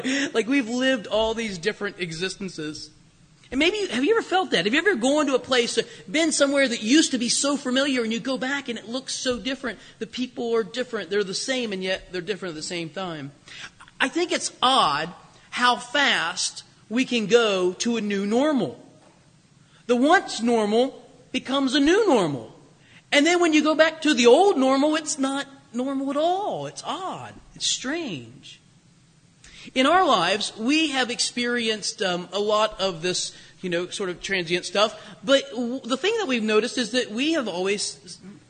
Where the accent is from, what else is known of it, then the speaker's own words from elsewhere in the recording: Springfield, Ohio, United States; moved away as an adult; also born or lived in Kentucky / Canton, Ohio / Circleville, Ohio; now in Hudson, United States; We, of course, still have many friends and family in Springfield, Ohio, down near Dayton